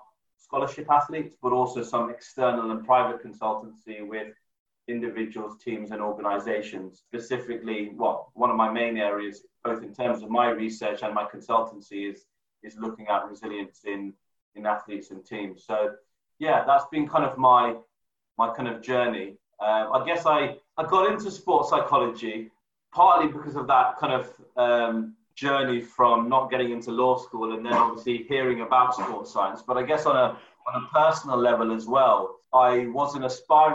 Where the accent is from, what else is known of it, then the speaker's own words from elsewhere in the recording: London, United Kingdom; now in Nottingham, United Kingdom; I'm originally from London. So I've been born and brought up in London.